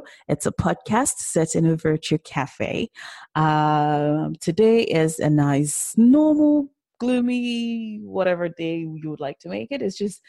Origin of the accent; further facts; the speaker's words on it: London, United Kingdom; I'm from South London.